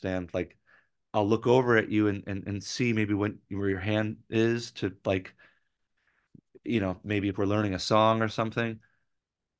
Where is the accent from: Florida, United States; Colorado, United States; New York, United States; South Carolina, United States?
New York, United States; Rochester; moved away; I had been in a band back in my hometown in Rochester